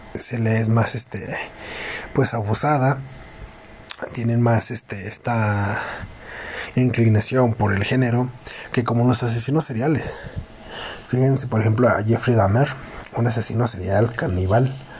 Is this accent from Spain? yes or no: no; Mexico; nos falta mucho, tanto como mexicano